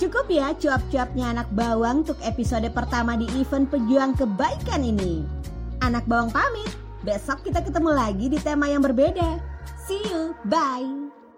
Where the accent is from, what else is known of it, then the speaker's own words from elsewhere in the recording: Palangkaraya, Central Kalimantan, Indonesia; now in Balikpapan, Indonesia; di Palangkaraya, kota kelahiran gue